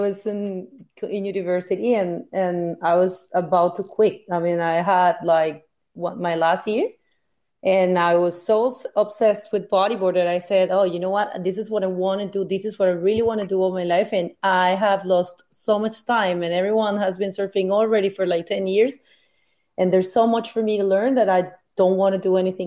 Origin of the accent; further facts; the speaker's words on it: Venezuela; moved away; from Venezuela